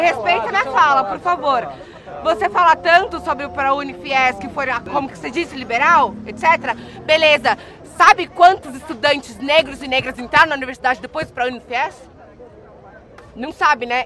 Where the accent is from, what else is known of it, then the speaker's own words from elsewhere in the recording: São Paulo, Brazil; eu vim da periferia da Alba, ali do Jabaquara